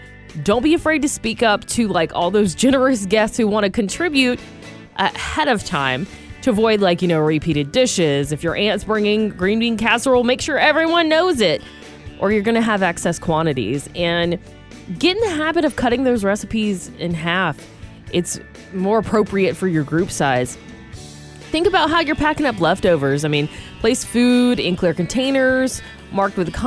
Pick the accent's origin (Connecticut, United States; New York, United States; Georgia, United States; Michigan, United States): Georgia, United States; now in California, United States; educated growing up in Georgia